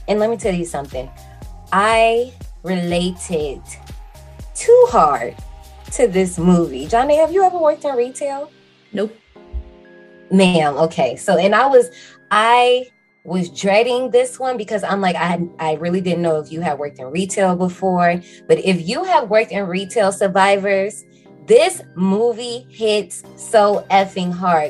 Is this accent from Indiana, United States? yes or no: yes; Gary, Indiana, United States; moved away as an adult; So I worked at one in my hometown in Gary, Indiana.